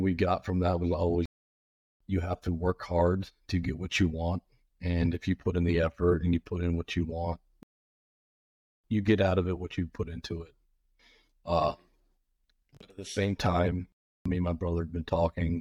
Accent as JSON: {"language": "English", "town": "Birmingham", "region": "Alabama", "country": "United States", "tie": "born or raised there", "said": "I was born here in Birmingham. We grew up in a really rough area"}